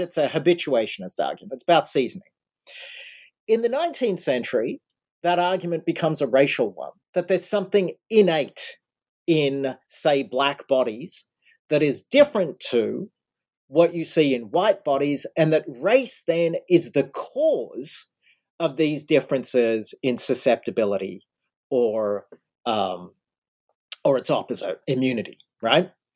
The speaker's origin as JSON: {"language": "English", "country": "Australia", "tie": "born or raised there", "moved": "yes", "lives_now": "United States", "said": "I grew up in Australia"}